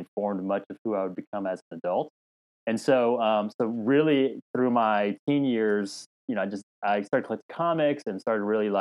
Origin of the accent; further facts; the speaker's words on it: Dallas, Texas, United States; I was born in Dallas, Texas. My parents immigrated here before I was from Korea a year before I was born. So I actually grew up in Texas, and that's where kind of home is for me